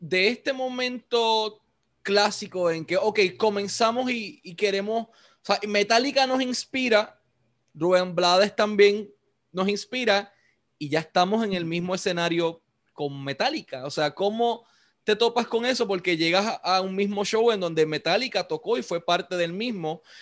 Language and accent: Spanish; Puerto Rico; te pregunto eso mismo como puertorriqueño que soy.